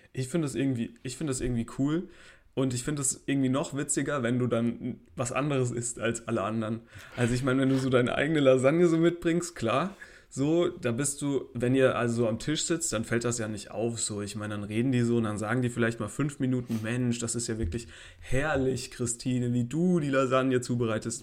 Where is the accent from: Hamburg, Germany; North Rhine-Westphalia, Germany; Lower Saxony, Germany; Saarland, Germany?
Saarland, Germany; ich bin Saarländer. Ich bin, ich bin auch eine Minderheit ein bisschen